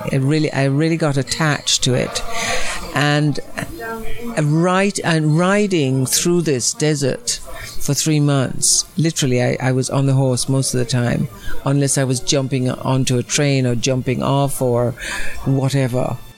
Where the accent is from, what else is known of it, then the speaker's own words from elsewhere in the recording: Jamaica; moved away; also born or lived in Rome / Los Angeles; I come from Jamaica